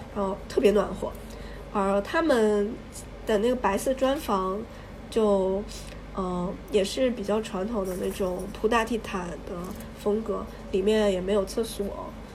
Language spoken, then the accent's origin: Chinese; China; 我是中国人